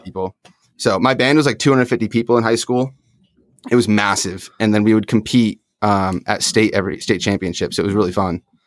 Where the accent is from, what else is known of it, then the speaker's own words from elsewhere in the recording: upstate New York, United States; now in Phoenix, United States; I grew up in upstate, though, so not in the city.